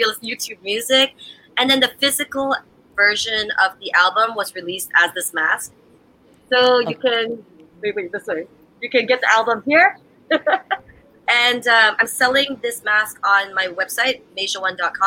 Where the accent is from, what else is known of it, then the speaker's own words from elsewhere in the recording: Canada; moved away as an adult; also born or lived in United States / Jamaica; I grew up in Canada. I worked in America.